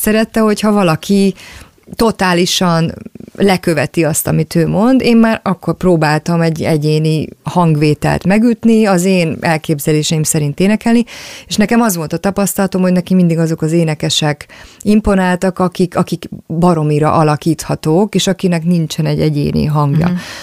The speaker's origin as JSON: {"language": "Hungarian", "region": "Budapest", "country": "Hungary", "tie": "born or raised there", "said": "én maradtam valahogy azon a környéken Budapesten, attól a lakástól, ahol felnőttem"}